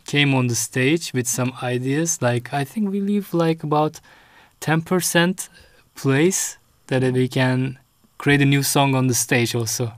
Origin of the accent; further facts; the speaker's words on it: Istanbul, Turkey; moved away as an adult; also born or lived in The Hague, Netherlands; now in Rotterdam, Netherlands; my mom sent me to Turkey